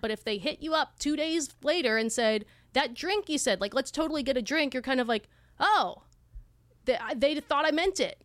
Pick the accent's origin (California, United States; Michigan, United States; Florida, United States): California, United States; Southern; now in Austin, United States; We are Austinites, but we are originally from Southern California